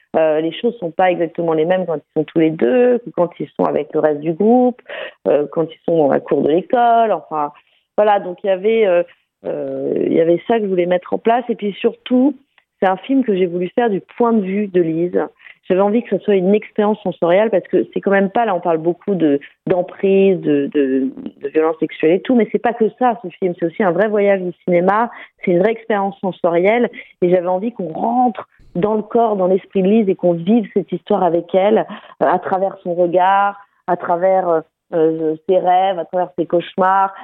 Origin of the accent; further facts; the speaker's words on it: France; moved away; retourner là où j'ai grandi pour raconter cette histoire, euh, dans ce milieu très fermé quand même de la montagne